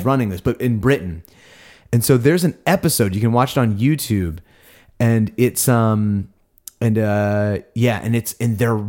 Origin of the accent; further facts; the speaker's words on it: Perth, Western Australia, Australia; we're from Perth. That's in Australia.